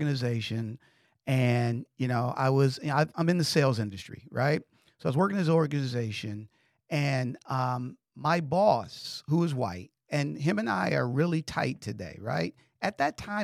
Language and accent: English; Detroit, Michigan, United States; I'm a guy from Detroit, Michigan.